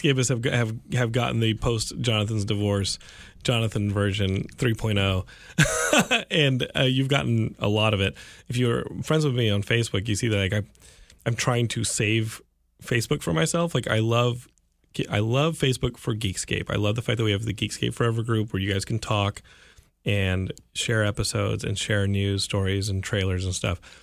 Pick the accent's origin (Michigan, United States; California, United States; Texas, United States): Texas, United States; I'm from Texas